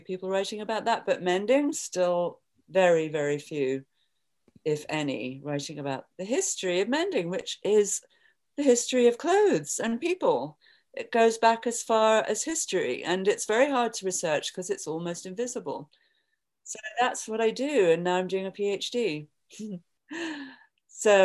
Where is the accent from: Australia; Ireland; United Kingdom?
United Kingdom; England; moved away as an adult; also born or lived in London; now in New York, United States; I'm from England